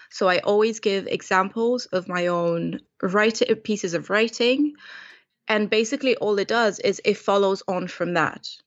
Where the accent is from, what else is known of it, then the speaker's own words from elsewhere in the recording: Romania; moved away as an adult; now in London, United Kingdom; Romanian born and bred, and I've been in London for well over twelve years now.